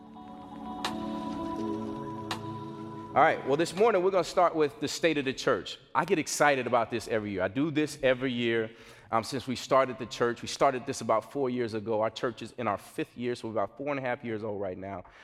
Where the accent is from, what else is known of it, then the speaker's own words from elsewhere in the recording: Gary, Indiana, United States; now in Chicago, United States; I grew up in Gary, Indiana